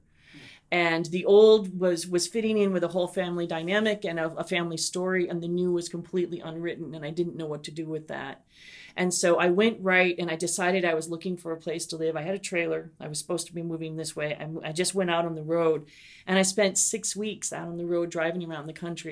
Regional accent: Minnesota, United States; moved away as an adult; now in Savannah, United States; I'm from Minnesota

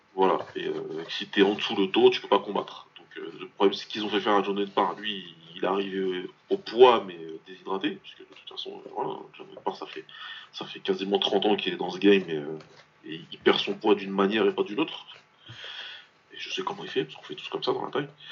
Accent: France; en tant que Français

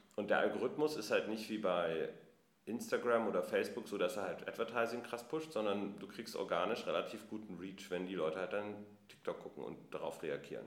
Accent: Munich, Bavaria, Germany; now in Berlin, Germany; ich komme ursprünglich aus München.

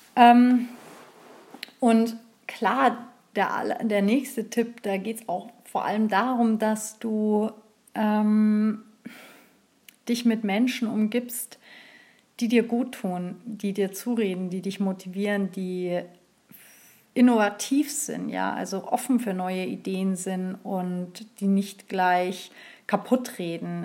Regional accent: Bavaria, Germany; hier bei uns in Bayern

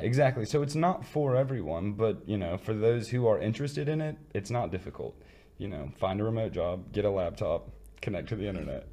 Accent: Midwest, United States; moved away; I come from the Midwest, and we're known for being like welcoming and inviting and kind

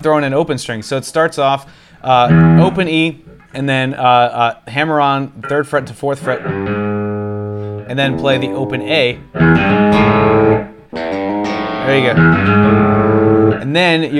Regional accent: Houston, Texas, United States; moved away; I grew up in Houston, Texas.

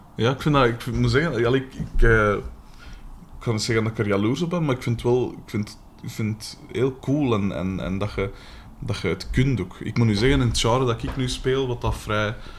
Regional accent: Aalst, Flanders, Belgium; accent: Aalsters; ik ben van de kanten van Aalst

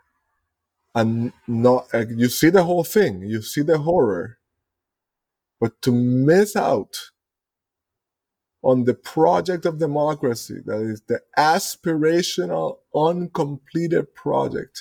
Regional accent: Puerto Rico; I come from the, we call it the last colony on Earth

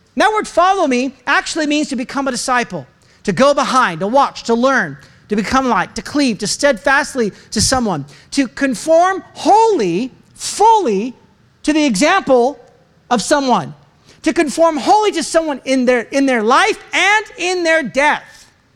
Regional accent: United States; I'm an American

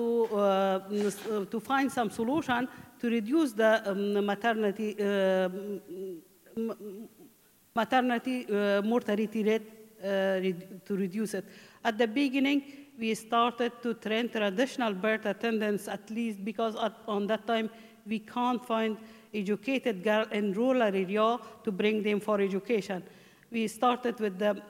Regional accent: Mazar-i-Sharif, Balkh, Afghanistan; English is a second language; moved away as an adult; also born or lived in Takhar province, Afghanistan; now in Ireland; I'm from Afghanistan. In 2000, I get married with my husband, and I came from Mazar Sharif

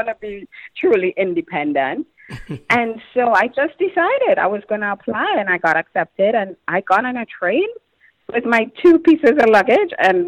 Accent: Trinidad & Tobago; moved away as an adult; now in United States; I had my roommates who were all people I grew up with in Trinidad and went to school

